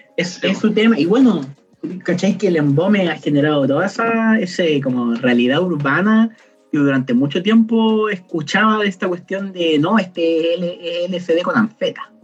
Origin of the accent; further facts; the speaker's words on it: Temuco, Araucanía, Chile; moved away as an adult; also born or lived in Santiago; now in Concepción, Chile; Yo nací en Temuco, pero yo vivo en Conce actualmente estudio en Conce